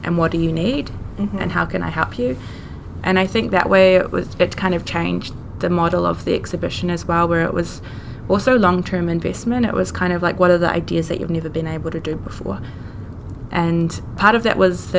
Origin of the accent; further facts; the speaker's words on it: New Zealand; me growing up in New Zealand influenced everything that I knew